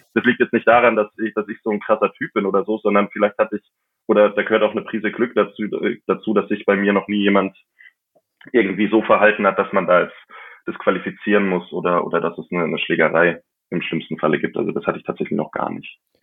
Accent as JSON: {"language": "German", "town": "Mammendorf", "region": "Bavaria", "country": "Germany", "tie": "born or raised there", "said": "in Mammendorf, in meinem Heimatort zwischen München und Augsburg"}